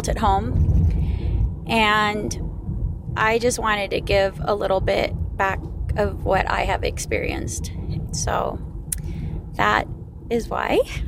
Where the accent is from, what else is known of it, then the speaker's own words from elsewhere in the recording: Phoenix, Arizona, United States; I am from Phoenix, Arizona.